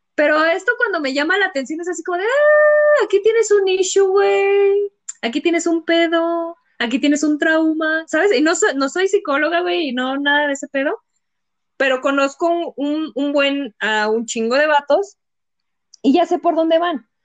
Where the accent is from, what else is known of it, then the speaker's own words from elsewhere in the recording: San Juan del Río, Querétaro, Mexico; yo soy de Querétaro, creo que ya todo el mundo lo sabe. Este es, bueno, más específica de San Juan del Río